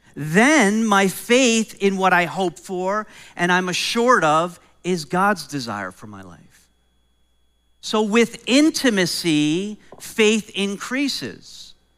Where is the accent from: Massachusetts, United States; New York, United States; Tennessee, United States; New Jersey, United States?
New York, United States; moved away; I grew up in New York and I grew up in a home where my mom didn't really love cats